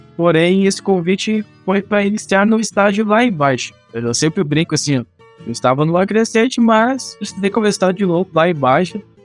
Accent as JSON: {"language": "Portuguese", "town": "Júlio de Castilhos", "region": "Rio Grande do Sul", "country": "Brazil", "said": "eu sou do Rio Grande do Sul, de uma cidade chamada Júlia de Castilhos, uma cidade do interior aqui com 20 mil habitantes"}